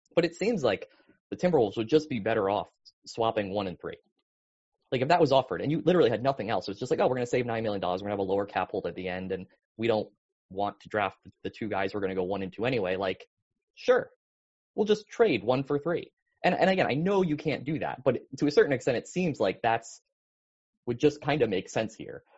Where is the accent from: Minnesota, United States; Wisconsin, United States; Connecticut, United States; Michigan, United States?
Connecticut, United States; I grew up in Connecticut in the 90s